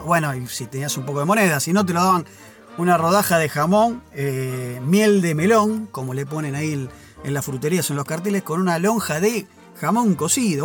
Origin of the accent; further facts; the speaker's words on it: Buenos Aires, Argentina; en Buenos Aires somos más europeos, descendemos de los barcos